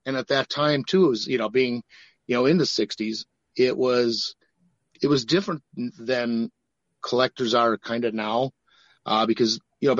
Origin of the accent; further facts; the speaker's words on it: Milwaukee, Wisconsin, United States; growing up in Milwaukee like I did